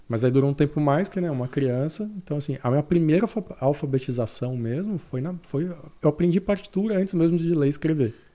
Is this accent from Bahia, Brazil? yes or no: no; Jaci, São Paulo, Brazil; moved away as an adult; now in Canada; Eu sou de uma cidade do interior de São Paulo.